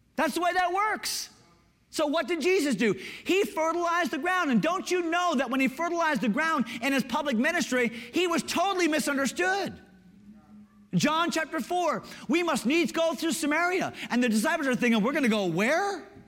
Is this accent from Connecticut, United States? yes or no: yes; Connecticut, United States; Growing up in Connecticut, we're a little bit more East Coast, progressive